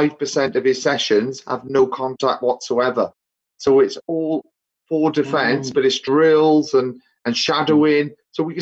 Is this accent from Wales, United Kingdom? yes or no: yes; Newport, Wales, United Kingdom; moved away as an adult; also born or lived in Leeds / France; Growing up in Newport, playing for Newport High School Old Boys